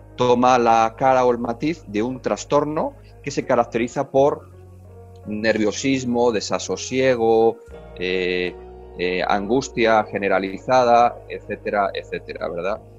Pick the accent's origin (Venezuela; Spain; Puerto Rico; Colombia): Spain; moved away as an adult; now in Mexico; como español somos los españoles